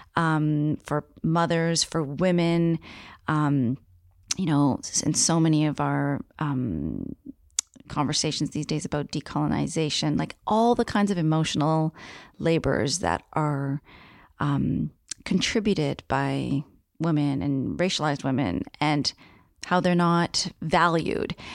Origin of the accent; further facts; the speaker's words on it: Niagara region, Ontario, Canada; moved away as an adult; now in Victoria, Canada; I was born and raised on Haudenosaunee territory in the Niagara region